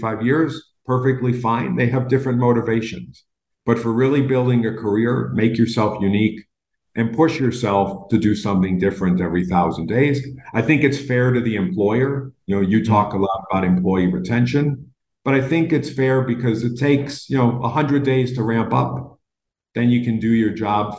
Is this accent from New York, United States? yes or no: yes; Buffalo, New York, United States; moved away; I'm from Buffalo